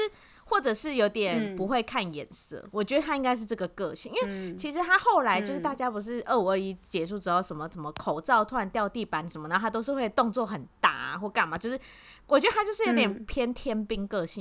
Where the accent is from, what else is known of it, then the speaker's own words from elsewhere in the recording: Taiwan; 我们台湾人